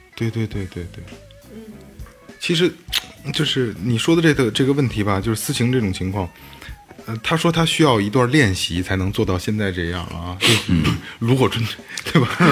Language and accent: Chinese; China; 咱们八零后，尤其是嗯。国内中国人啊